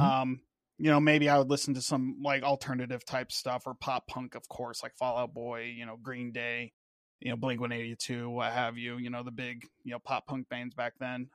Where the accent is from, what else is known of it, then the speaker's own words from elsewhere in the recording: Washington, United States; moved away as an adult; now in Florida, United States; I grew up out in Washington State, then joined the Navy, moved around a little bit. Now I'm in Florida.